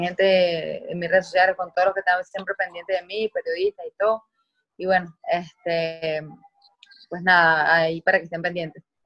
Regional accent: San Francisco, Zulia, Venezuela; accent: maracucho; moved away as an adult; now in Caracas, Venezuela; de allá de, Maracaibo, donde yo soy, de San Francisco.

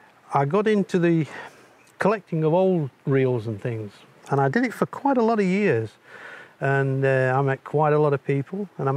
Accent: Barnard Castle, North East England, United Kingdom

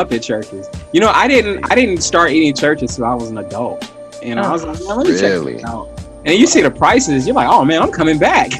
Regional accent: Chicago, Illinois, United States; I'm from the South Side.

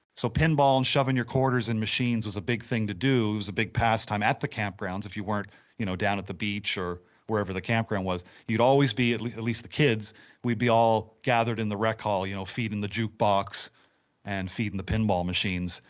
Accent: Nova Scotia, Canada; I've been born and raised in Nova Scotia, lived here all my life

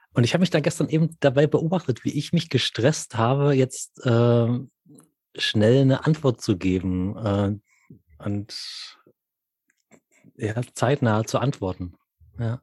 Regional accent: Munich, Bavaria, Germany; moved away as an adult; also ich bin einfach wieder da, München, meine alte Heimat

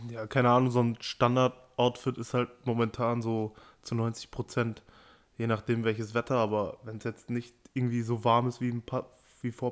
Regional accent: Amstetten, Lower Austria, Austria; also ich komme aus Amstetten und da, ich weiß nicht warum, aber irgendwie, es gab Leute, die sind für Nike SB gefahren

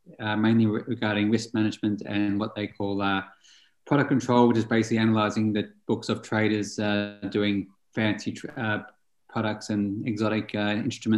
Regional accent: Australia; now in Stockholm, Sweden; I'm Australian, Marlene, since I'm Australian. So living in Europe

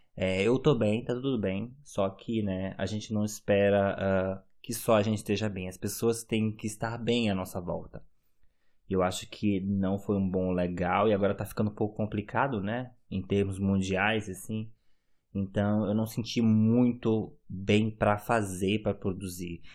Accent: Manaus, Amazonas, Brazil; moved away as an adult; now in Germany; quando eu saí de Manaus e morar na Alemanha

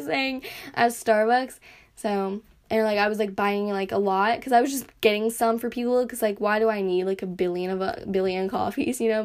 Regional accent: United States; accent: American; my little accent, my I guess my American accent

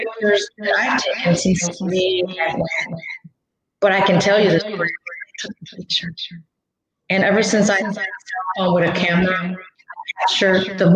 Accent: Gary, Indiana, United States; also born or lived in Mexico; I was raised in Gary

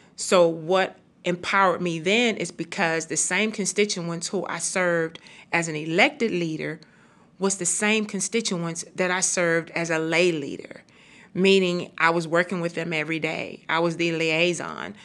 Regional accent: Houston, Texas, United States; I am from and born and raised in Fifth Ward, Texas

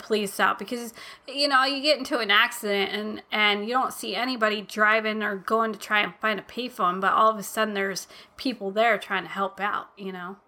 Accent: United States; I was born in America. I was raised in America

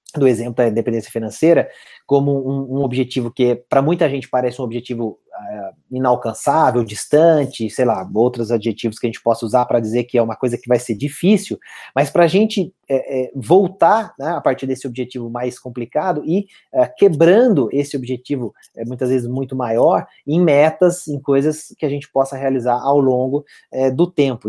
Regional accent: Itajubá, Minas Gerais, Brazil; Eu estou em Itajubá, minha terra natal aqui

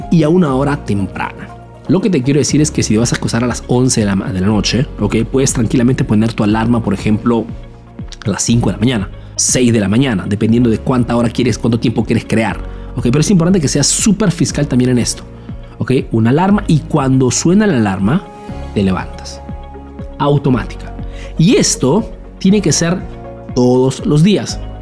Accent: Peru; now in Italy; soy un emprendedor peruano que vive, hace negocios en Italia, en Europa principalmente

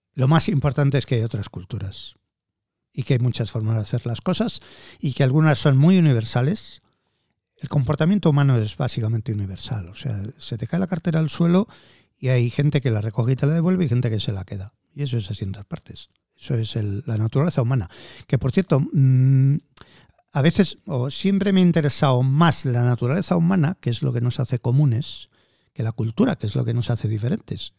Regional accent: Madrid, Community of Madrid, Spain; no soy nacionalista madrileño, pero es que nací en Madrid.

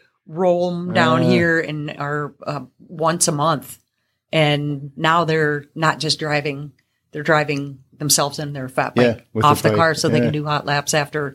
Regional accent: Duluth, Minnesota, United States; also born or lived in Twin Cities; now in Seeley, United States; I'm not. I'm actually originally from Duluth, down into the Twin Cities, to God's country.

